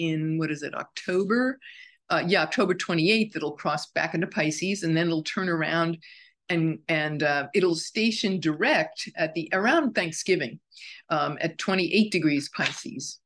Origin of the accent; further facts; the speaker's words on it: New York, United States; as a New Yorker